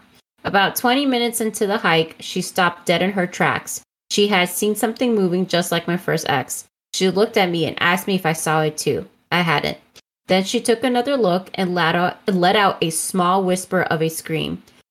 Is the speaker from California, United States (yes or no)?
yes; California, United States; I spent most of my time hiking outside of my hometown in the Los Angeles National Forest. I lived with my grandmother in the town of Wrightwood.